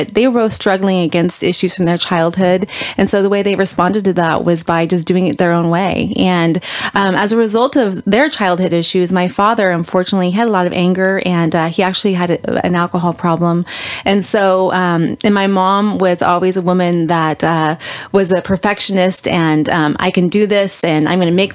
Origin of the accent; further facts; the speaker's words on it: Northern California, United States; we moved up from Southern California to Northern California. And my parents bought some acreage, 40 acres